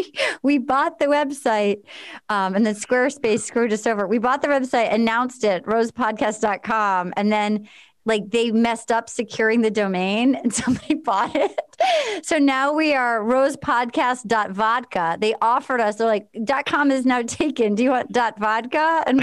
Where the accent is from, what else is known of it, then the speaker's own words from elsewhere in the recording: Indiana, United States; Yeah, I'm from Indiana.